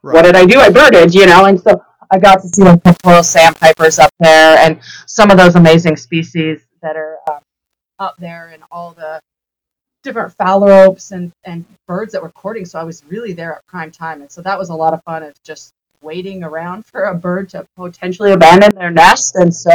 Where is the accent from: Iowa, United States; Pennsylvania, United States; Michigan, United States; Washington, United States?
Washington, United States; moved away; I grew up in Washington